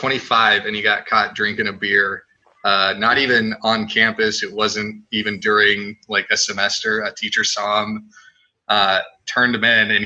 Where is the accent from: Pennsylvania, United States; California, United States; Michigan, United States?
California, United States; San Diego; also born or lived in Redding, California; I'm from San Diego